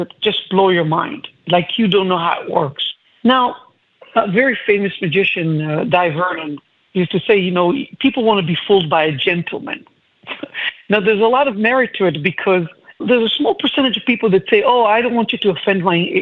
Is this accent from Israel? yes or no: yes; Israel; moved away; I'm originally from Israel.